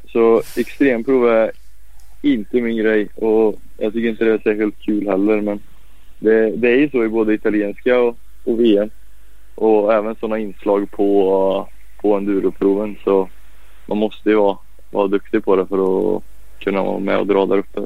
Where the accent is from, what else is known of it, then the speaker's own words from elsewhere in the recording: Falköping, Västra Götaland, Sweden; also born or lived in Piacenza, Italy; jag är uppväxt i, i Farsfäng där